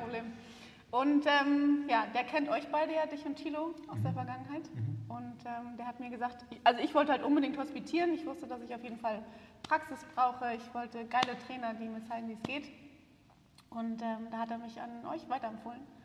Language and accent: German; Hamburg, Germany; moved away as an adult; now in Berlin, Germany; ich komme aus Berlin, eigentlich aus Hamburg, aber ich bin gerade nach Berlin gezogen